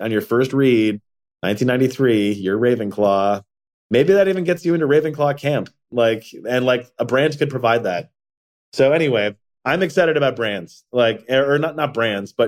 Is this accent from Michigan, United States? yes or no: yes; Ann Arbor, Michigan, United States; I'm from Ann Arbor, Michigan